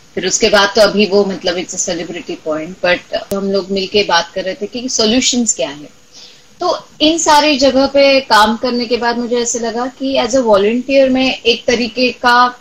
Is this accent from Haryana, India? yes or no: no; Marathwada, Maharashtra, India; मैं खुद मराठवाड़ा से हूँ